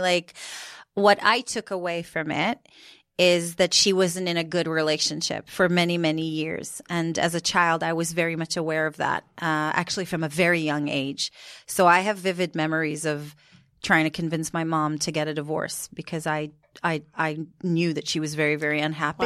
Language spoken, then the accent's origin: English; Jerusalem, Jerusalem District, Israel; moved away as an adult; now in United Kingdom; so I grew up in Jerusalem